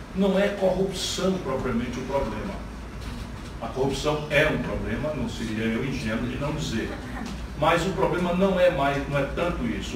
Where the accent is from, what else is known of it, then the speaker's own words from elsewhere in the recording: Northeast Region, Brazil; eu sou nordestino, do semiárido